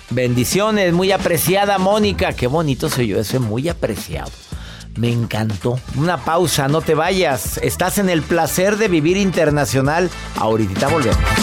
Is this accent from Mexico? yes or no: yes; Mexico; soy mexicano